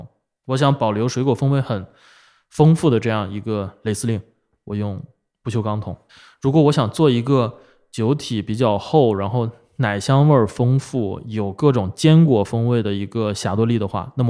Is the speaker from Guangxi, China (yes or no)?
no; Binzhou, Shandong, China; 我山东滨州的，山东。